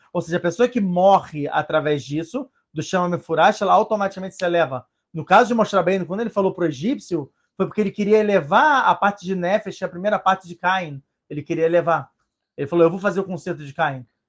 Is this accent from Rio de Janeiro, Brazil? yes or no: yes; Rio de Janeiro, Brazil; moved away; eu sou brasileiro, eu tive que voltar ao Brasil para que exatamente para o Rio de Janeiro, exatamente para os lugares onde eu estava